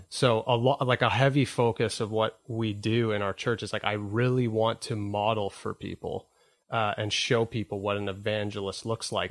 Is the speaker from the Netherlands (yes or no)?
no; Whitby, Ontario, Canada; I grew up in Whitby